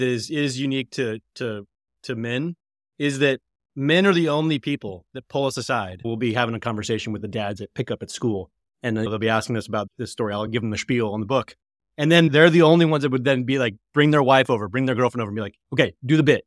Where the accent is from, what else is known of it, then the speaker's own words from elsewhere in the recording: Colorado, United States; I'm from Colorado, the Denver Broncos are the foundation of my relationship with my father and my brothers.